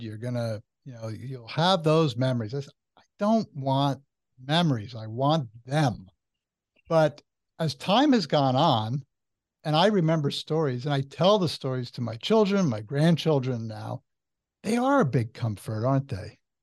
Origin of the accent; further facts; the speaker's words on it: New Jersey, United States; I'm from New Jersey